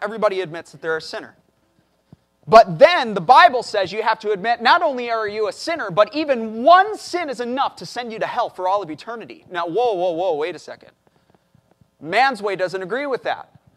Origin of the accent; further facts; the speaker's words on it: Chicago, Illinois, United States; moved away as an adult; now in Corpus Christi, United States; I'm, I'm from Chicago, so we deal with blizzards and everything up there.